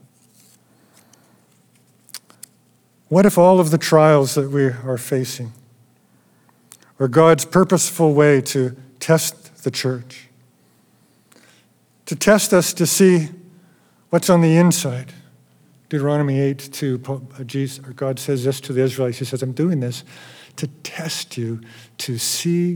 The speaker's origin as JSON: {"language": "English", "region": "Alberta", "country": "Canada", "said": "I'm from Alberta."}